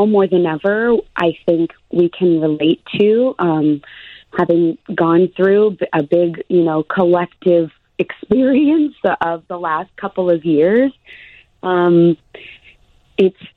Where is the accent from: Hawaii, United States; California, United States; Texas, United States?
California, United States; moved away as an adult; also born or lived in Los Angeles / New York; now in Chicago, United States; I'm from California